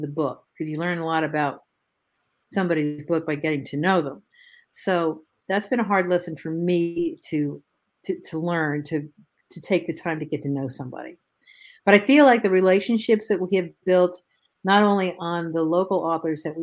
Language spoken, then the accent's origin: English; Northeast, United States; moved away; I'm from the Northeast